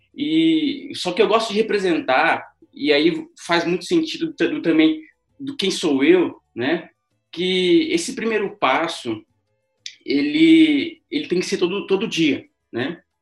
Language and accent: Portuguese; São José dos Campos, São Paulo, Brazil; sou natural aqui de São José dos Campos